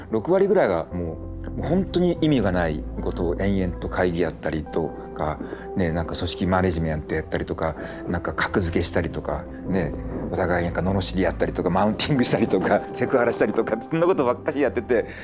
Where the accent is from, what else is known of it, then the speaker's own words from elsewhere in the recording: Tokyo, Japan; 1950年東京生まれ現在72歳となりました